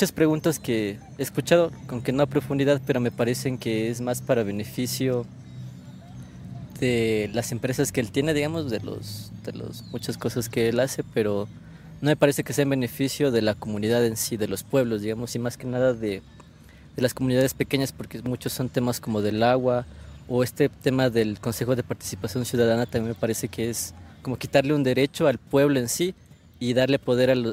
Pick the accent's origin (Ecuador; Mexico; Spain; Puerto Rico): Ecuador; Quito, Pichincha; De Quito.